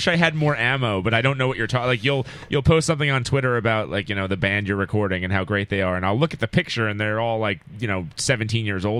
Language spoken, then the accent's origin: English; Port Washington, New York, United States; So actually, I grew up in Port Washington, which is next to Manhattan.